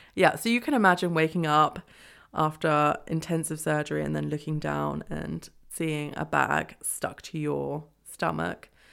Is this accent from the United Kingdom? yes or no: yes; England, United Kingdom; moved away as an adult; now in Freiburg, Germany; I'm from England